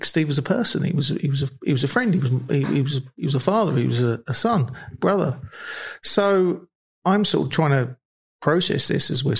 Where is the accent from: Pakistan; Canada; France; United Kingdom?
United Kingdom; London; moved away as an adult; also born or lived in Australia; We grew up in South London together